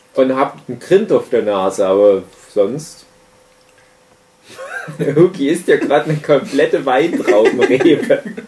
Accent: Griesbach, Saxony, Germany; moved away; in meiner Heimat Griesbach im Erzgebirge, Teil der Gemeinde Träbach

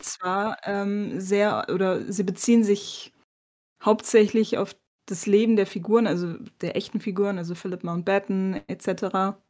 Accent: Bremen, Germany; moved away; als Bremerin

